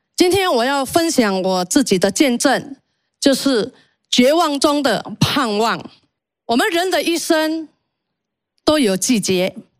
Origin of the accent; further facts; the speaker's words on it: Indonesia; 我出生在印尼，我是印尼华裔。基督教其实对我都不陌生